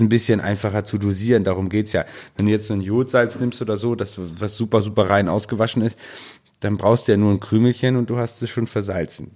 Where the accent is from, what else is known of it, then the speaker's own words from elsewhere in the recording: Northern Germany, Germany; bei uns, hier bei uns im Norden